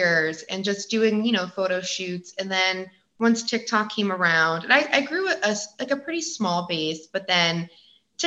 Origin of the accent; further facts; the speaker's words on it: Connecticut, United States; moved away as an adult; now in California, United States; I'm originally from the East Coast, but I live in California